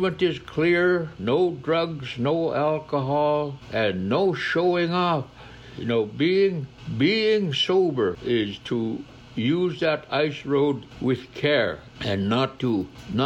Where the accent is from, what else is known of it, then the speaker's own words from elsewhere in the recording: Napakiak, Alaska, United States; I have lived all my life in Alaska. My living was in Napakiak until I became 14 years old